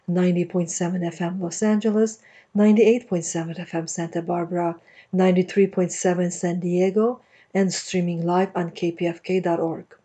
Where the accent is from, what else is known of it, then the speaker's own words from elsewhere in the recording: Lebanon; I come from Lebanon.